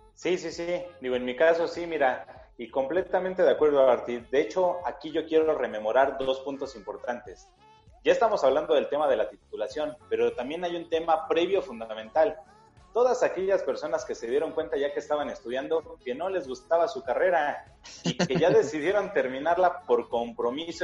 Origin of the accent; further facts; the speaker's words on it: Mexico City, Mexico; la Ciudad de México, que es mi ciudad natal